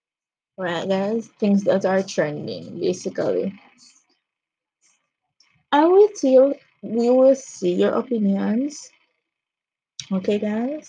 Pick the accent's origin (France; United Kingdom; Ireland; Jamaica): Jamaica; I'm from Jamaica